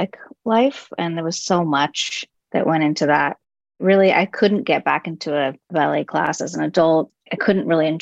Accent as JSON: {"language": "English", "town": "Los Angeles", "region": "California", "country": "United States", "tie": "born or raised there", "said": "born in LA and raised"}